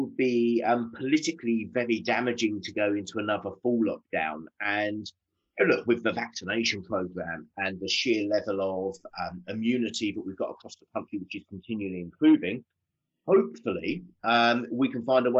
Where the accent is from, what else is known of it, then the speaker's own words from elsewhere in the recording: Southend-on-Sea, East of England, United Kingdom; I grew up in Southend-on-Sea in Essex.